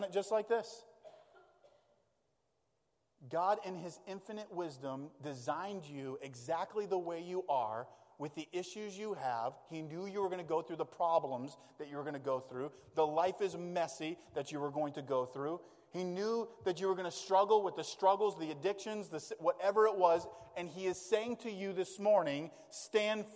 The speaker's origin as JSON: {"language": "English", "region": "Maine", "country": "United States", "tie": "born or raised there", "said": "we grew up in Maine. So we grew up in the great outdoors"}